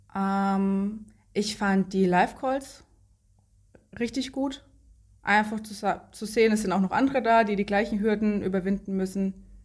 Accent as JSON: {"language": "German", "area": "Lower Franconia", "region": "Bavaria", "country": "Germany", "said": "ich komme aus Unterfranken in Bayern. Zwischen Bamberg und Schweinfurt ist das, kleines Dorf, in dem ich wohne."}